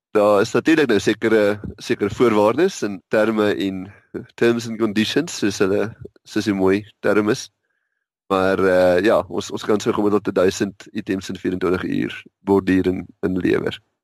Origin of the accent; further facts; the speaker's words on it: Witbank, Mpumalanga, South Africa; now in Pretoria, South Africa; Ek het uh, in Witbank groot geword in 'n tegniese hoërskool, Witbank Tegnies